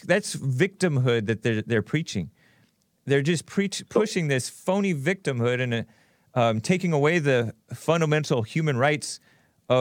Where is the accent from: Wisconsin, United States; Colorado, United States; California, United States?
California, United States; I was born here, and it's a great state